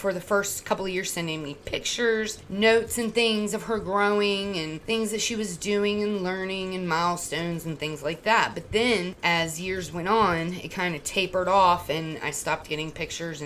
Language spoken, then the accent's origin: English; Florida, United States; moved away; also born or lived in Virginia; I'm from Florida